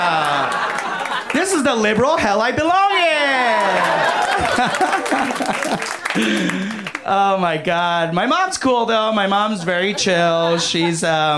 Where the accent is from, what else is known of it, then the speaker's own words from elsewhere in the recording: New York, United States; also born or lived in Chicago; now in Los Angeles, United States; I came here from Chicago, but I'm originally from New York